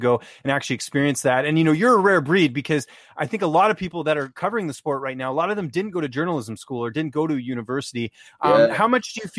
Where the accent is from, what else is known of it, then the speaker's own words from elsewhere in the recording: Vancouver, British Columbia, Canada; growing up, I grew up in Vancouver, BC